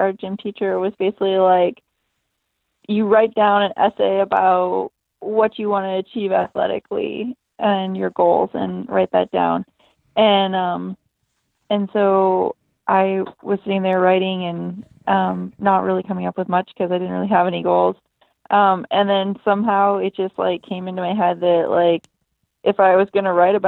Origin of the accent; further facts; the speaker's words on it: Seattle, Washington, United States; I'm from Seattle, Washington